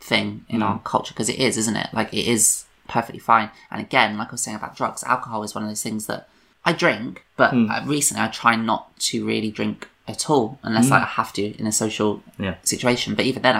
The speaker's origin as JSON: {"language": "English", "region": "London", "country": "United Kingdom", "tie": "born or raised there", "also_born_or_lived": "Brighton", "moved": "as an adult", "said": "I grew up in London. That's where I'm from."}